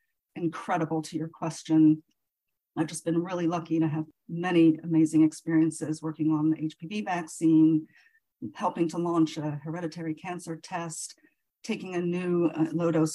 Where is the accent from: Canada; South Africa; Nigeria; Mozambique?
Nigeria; moved away as an adult; now in United States; I was actually born and raised in Nigeria